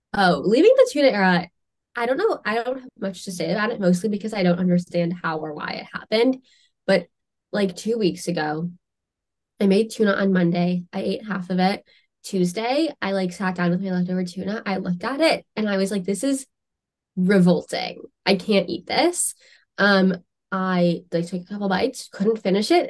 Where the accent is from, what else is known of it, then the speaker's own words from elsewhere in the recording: United States; as an American